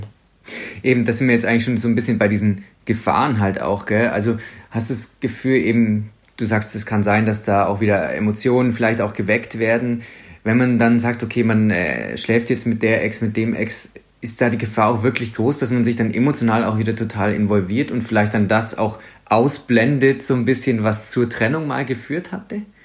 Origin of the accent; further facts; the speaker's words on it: Swabia, Baden-Württemberg, Germany; ich als Schwabe